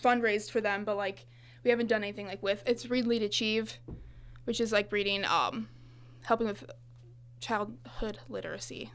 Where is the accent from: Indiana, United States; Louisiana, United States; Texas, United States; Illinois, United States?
Illinois, United States; Farmington; moved away as an adult; now in Monmouth, United States; I'm from the Farmington area, which is, like, about an hour away